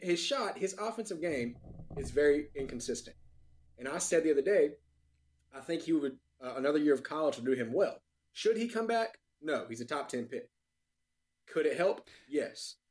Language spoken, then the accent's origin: English; North Carolina, United States; born and raised in North Carolina